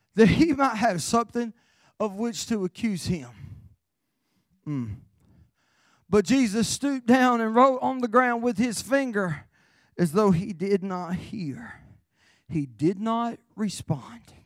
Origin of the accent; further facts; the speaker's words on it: Carolina, United States; I'm from Carolina